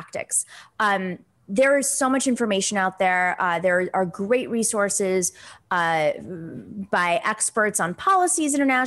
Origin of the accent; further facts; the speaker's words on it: New York, United States; I'm a New Yorker.